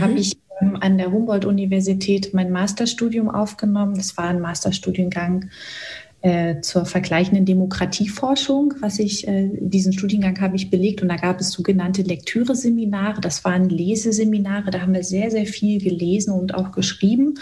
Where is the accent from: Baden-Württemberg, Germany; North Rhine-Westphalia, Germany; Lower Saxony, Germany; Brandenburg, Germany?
Brandenburg, Germany; Cottbus; also born or lived in Hoyerswerda; Ich bin so Ende der 70er Jahre in Hoyerswerda geboren, bin dann vier Jahre später in Cottbus, das ist in Brandenburg, weiter aufgewachsen